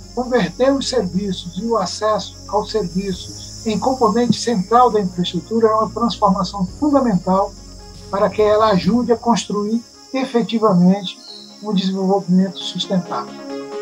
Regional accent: Brazil

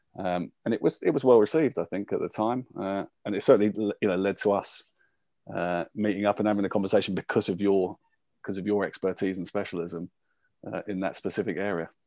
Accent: Luton, East of England, United Kingdom; I was born and brought up in Luton

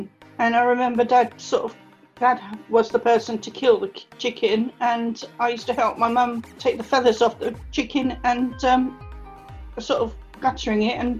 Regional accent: Brazil; I was born in Brazil, and I grew up actually in Brazil. My childhood was really nice. I enjoyed living out in Brazil. The Brazilians were really friendly.

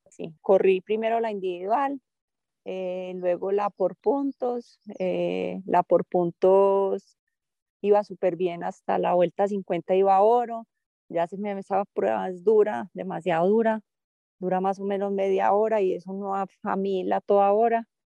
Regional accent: Antioquia, Colombia; soy paisa y ¿qué más puedo pedir? ser antioqueña es el mayor orgullo para mí

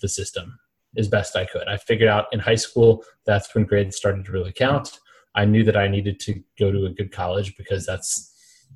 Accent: Alexandria, Virginia, United States; also born or lived in Mississippi; I grew up Northern Virginia, Alexandria, right outside of D.C.

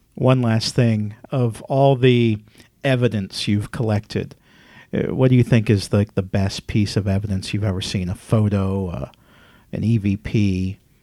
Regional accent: Midwest, United States; moved away; I'm from the Midwest originally

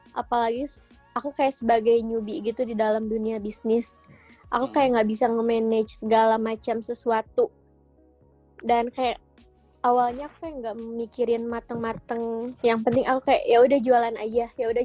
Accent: Sukabumi, West Java, Indonesia; aku dari

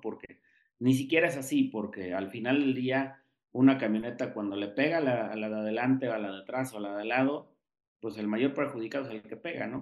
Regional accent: Mexico City, Mexico; aquí en mi casa, en la Ciudad de México

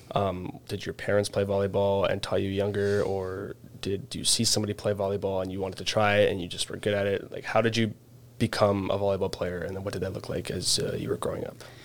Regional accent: Canada; I'm Canadian

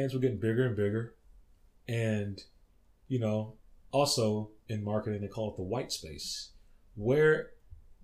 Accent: Texas, United States; I grew up in Texas

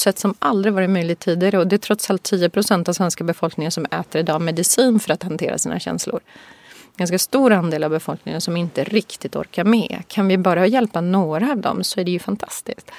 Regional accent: Boden, Norrbotten County, Sweden; moved away as an adult; also born or lived in Tokyo / San Francisco / Singapore; Jag är ju född i Norrbotten, i Boden

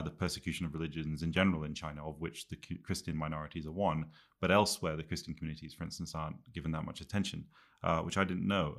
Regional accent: Quebec, Canada; moved away; also born or lived in England / Scotland; I grew up, uh, as an English kid in Canada, in French Canada

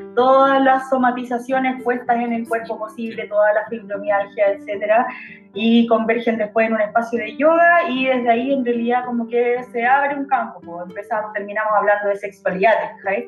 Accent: Chile; soy una mujer chilena morena de metro y medio

